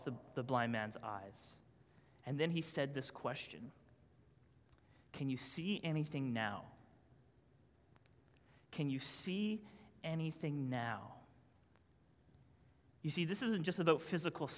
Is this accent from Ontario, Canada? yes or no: no; Newfoundland and Labrador, Canada; I'm a Newfoundlander.